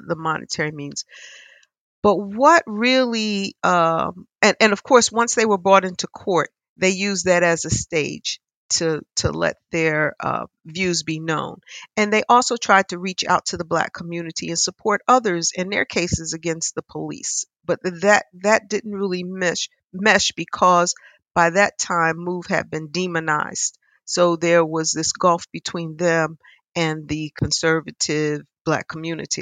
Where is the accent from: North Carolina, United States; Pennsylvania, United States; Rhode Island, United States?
Pennsylvania, United States; Philadelphia; I'm a Philadelphian. I grew up here